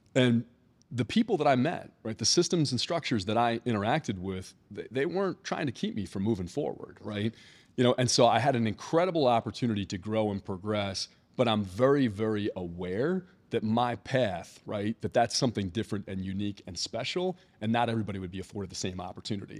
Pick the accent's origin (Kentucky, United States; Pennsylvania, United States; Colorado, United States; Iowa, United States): Pennsylvania, United States; Philadelphia; also born or lived in Atlanta; now in Maryland, United States; So I'm from Philadelphia originally. I grew up in the Philadelphia suburbs, and this feels a lot like home to me